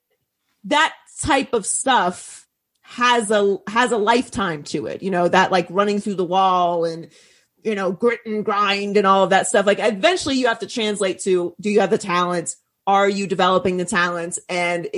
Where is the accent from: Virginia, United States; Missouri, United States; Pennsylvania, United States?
Pennsylvania, United States; Pittsburgh; I grew up in Pittsburgh